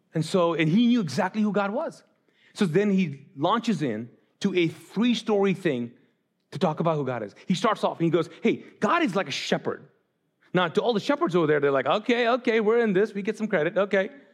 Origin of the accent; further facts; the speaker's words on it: Kuwait; moved away as an adult; also born or lived in Pakistan; I grew up in Islam in the Middle East, in Kuwait